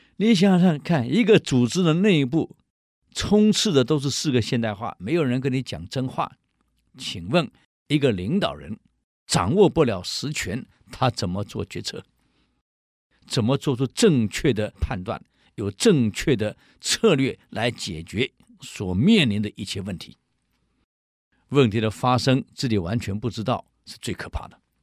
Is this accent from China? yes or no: no; Taiwan; 我们台湾人